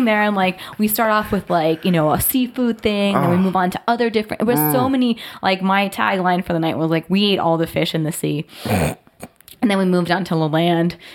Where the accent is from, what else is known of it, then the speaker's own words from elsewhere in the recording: New Jersey, United States; I'm like definitely from New Jersey.